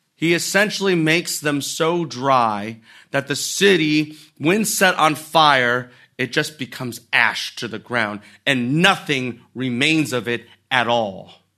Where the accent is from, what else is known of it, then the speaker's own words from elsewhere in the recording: United States; we as Americans